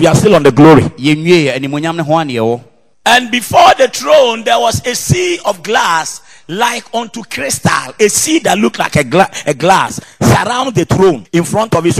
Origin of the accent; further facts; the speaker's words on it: Ashanti, Ghana; a typical Ashanti man that comes from my hometown